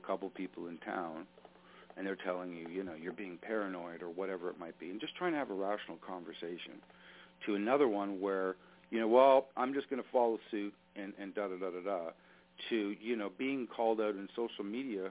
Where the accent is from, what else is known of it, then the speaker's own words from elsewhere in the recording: Canada; As a Canadian, look, I've got relatives, mm-hmm. people I work with in the United States.